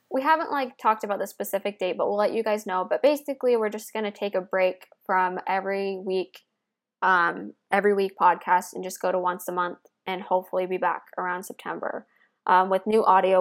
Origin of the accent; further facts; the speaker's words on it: Midwest, United States; I grew up in the Midwest